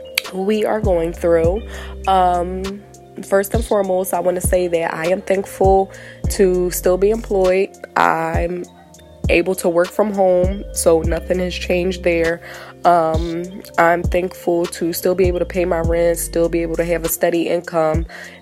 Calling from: Delaware, United States; I'm calling in from Delaware.

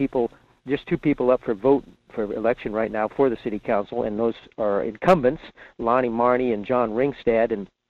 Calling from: Fairbanks, Alaska, United States; in Fairbanks.

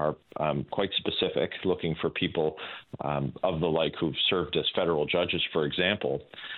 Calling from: Brockville, Ontario, Canada; I'm in Brockville, Ontario today.

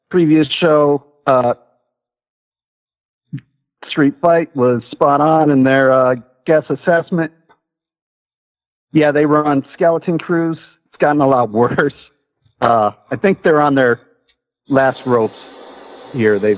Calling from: Hawaii, United States; It's actually day here. I'm calling from Maui.

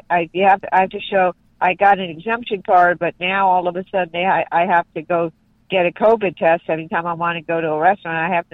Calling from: California, United States; I'm calling from New California, Old California.

